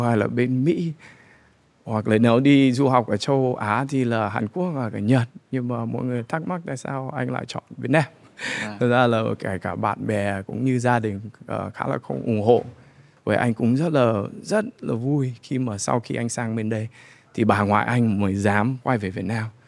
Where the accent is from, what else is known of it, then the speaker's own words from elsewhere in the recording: United States; moved away as an adult; now in Vietnam; mình uh, sinh ra và lớn lên ở Mỹ